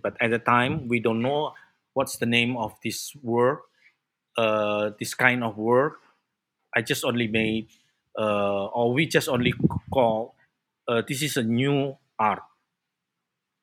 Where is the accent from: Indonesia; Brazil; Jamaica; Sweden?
Indonesia; Blitar, East Java; moved away as an adult; also born or lived in Yogyakarta; now in Jakarta, Indonesia; I'm originally from East Java, from Blitar. That's my hometown.